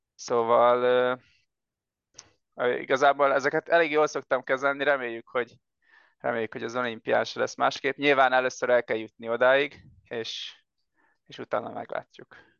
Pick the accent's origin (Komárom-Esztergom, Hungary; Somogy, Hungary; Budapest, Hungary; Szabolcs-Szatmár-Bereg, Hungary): Somogy, Hungary; Siófok; én Siófoki vagyok, és Siófokon nekünk van egy éttermünk